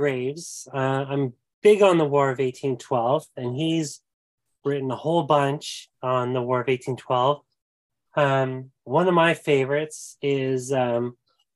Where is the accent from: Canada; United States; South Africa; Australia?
Canada; I'm Canadian